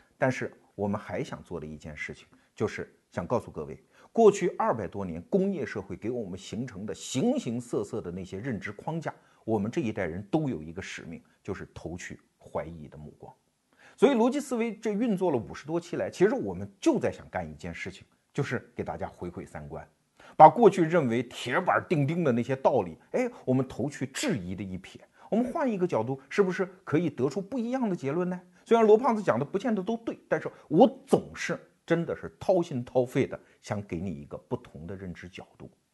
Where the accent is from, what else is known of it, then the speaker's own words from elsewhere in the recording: Anhui, China; 安徽我老家的那个奇瑞